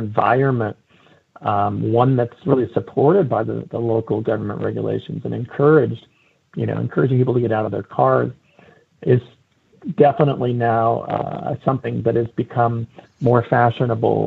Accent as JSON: {"language": "English", "town": "San Francisco", "region": "California", "country": "United States", "tie": "born or raised there", "said": "my hometown of San Francisco"}